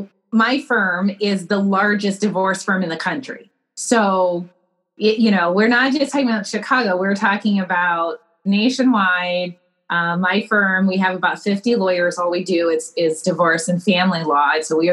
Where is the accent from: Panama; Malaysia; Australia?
Panama; moved away as an adult; So I grew up in the Republic of Panama because of my parents' jobs. So, you know, I had kind of the jump of leaving Panama and then going to college in Atlanta.